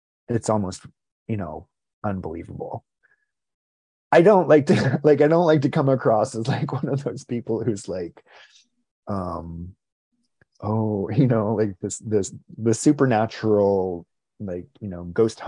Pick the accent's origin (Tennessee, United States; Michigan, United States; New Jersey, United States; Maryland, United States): New Jersey, United States; also born or lived in Rhode Island / Basking Ridge, New Jersey; Grew up in, spent a lot of time in my teen years in New Jersey. I was born in Rhode Island, moved to New Jersey when I was 11 years old